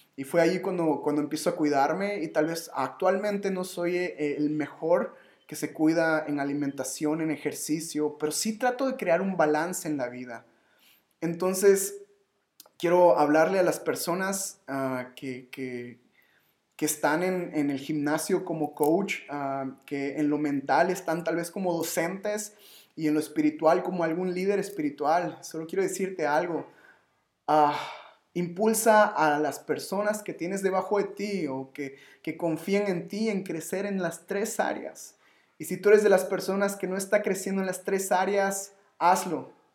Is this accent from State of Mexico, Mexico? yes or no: no; Yucatán, Mexico; yo soy yucateco